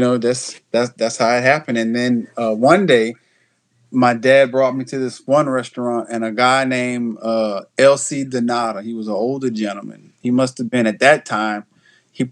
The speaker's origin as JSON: {"language": "English", "town": "Houston", "region": "Texas", "country": "United States", "tie": "born or raised there", "moved": "yes", "lives_now": "Louisiana, United States", "said": "I was born in Houston, Texas."}